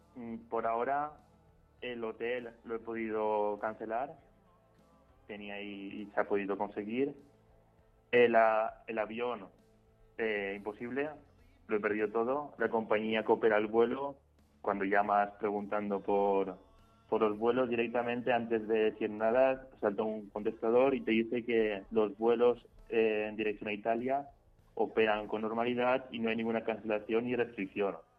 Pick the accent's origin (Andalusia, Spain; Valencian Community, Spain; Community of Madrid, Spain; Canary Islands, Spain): Valencian Community, Spain; Valencia; yo soy de Valencia